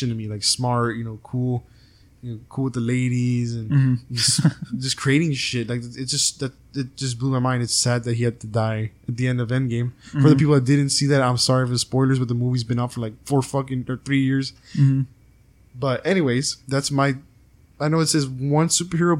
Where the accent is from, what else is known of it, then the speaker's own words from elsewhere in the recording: Freer, Texas, United States; I'm from Freer, being an hour away from Kingsville